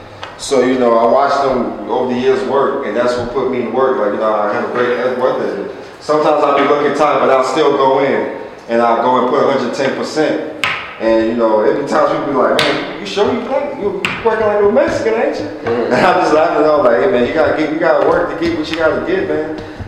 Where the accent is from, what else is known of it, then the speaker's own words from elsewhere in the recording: Jamaica; I'm Jamaican, and my parents are from the Virgin Islands.